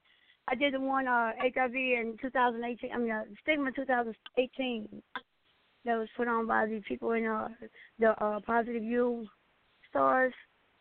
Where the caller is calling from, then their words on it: Nashville, Tennessee, United States; from Nashville, Tennessee.